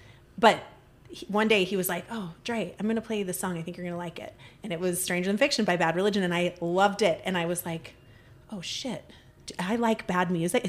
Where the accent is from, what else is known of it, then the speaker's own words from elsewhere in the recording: Virginia, United States; moved away; I grew up in Virginia